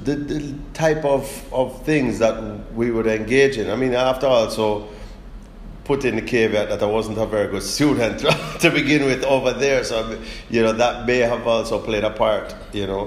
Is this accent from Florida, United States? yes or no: yes; South Florida, United States; born or raised there; moved away as an adult; also born or lived in Kingston, Jamaica; now in Jamaica